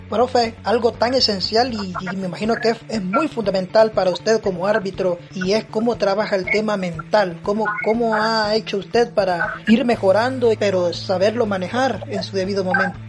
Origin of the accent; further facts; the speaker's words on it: El Salvador; así somos los salvadoreños